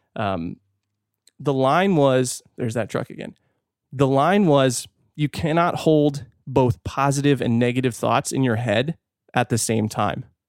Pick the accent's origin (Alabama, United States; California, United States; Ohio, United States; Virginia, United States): California, United States; now in Fort Worth, United States; I'm from California